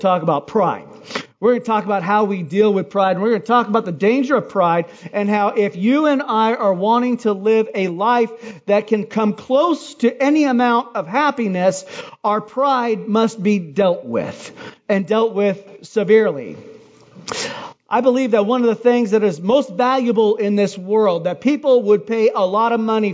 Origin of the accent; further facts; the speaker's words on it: Hawaii, United States; moved away; I'm from Hawaii